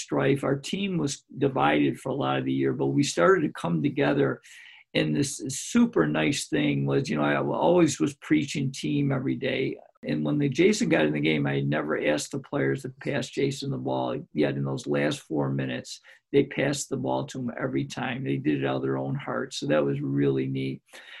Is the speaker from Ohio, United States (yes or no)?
no; Greece, New York, United States; my hometown of Greece, New York, which is the largest suburb of Rochester